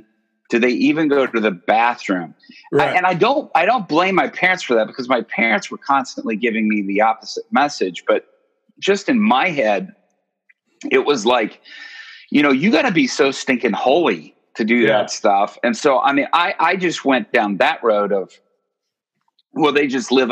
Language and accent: English; Japan; born there; I was born in Japan. Parents were missionaries.